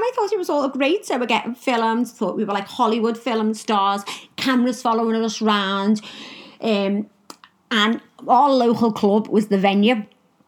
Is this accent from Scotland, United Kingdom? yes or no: no; Liverpool, North West England, United Kingdom; I am from Liverpool in England